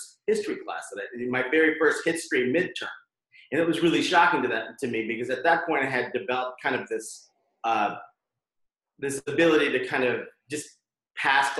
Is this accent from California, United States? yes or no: yes; Pasadena, California, United States; I'm from Pasadena. I don't know if everyone knows, but we're actually from in the same neighborhood. I wasn't exactly the greatest high school student